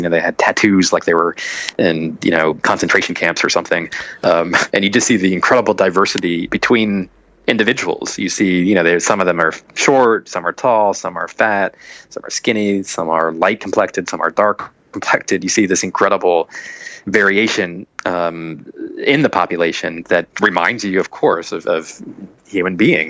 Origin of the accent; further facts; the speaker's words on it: Virginia, United States; also born or lived in Ohio; I bounced around. Virginia as a kid, Ohio. No, I didn't go to Florida until I was in college.